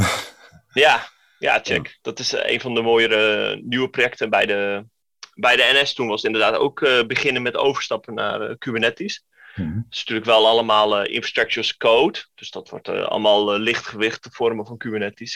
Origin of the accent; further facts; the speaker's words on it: Den Helder, North Holland, Netherlands; ik kom uit Den Helder